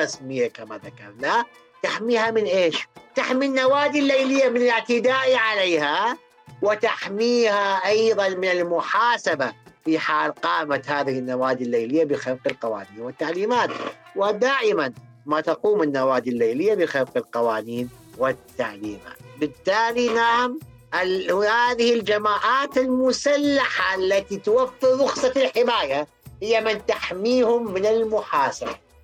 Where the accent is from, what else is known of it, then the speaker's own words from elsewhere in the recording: Iraq; عندنا بالعراق